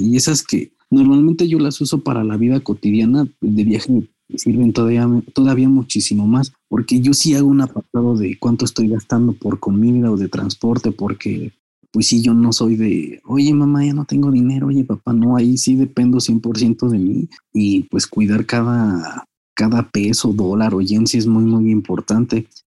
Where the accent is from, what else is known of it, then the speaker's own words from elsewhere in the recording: Mexico; como mexicanos